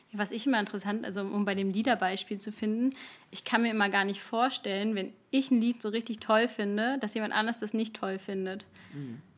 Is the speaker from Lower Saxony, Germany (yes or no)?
no; Berlin, Germany; moved away; also born or lived in Cologne/Bonn area; ich komme aus Berlin